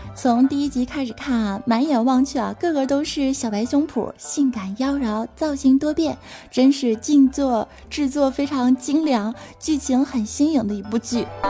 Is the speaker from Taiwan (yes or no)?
no; China; 这主要我是中国人呐